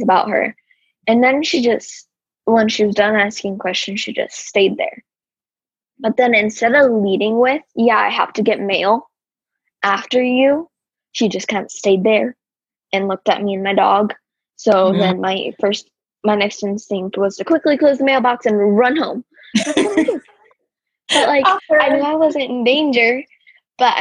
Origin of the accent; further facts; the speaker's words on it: Arizona, United States; I'm from Arizona. I live in Arizona